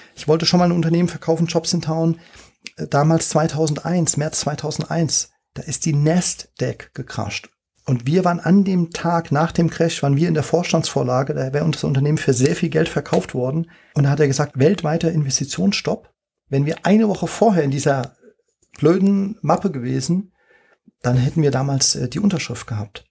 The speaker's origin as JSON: {"language": "German", "town": "Frankfurt", "region": "Hesse", "country": "Germany", "also_born_or_lived": "China", "moved": "as an adult", "said": "als Frankfurter"}